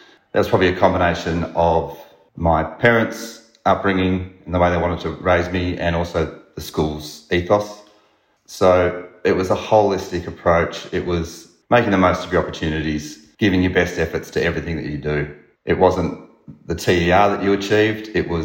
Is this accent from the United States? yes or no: no; Melbourne, Victoria, Australia; I came from the Bayside area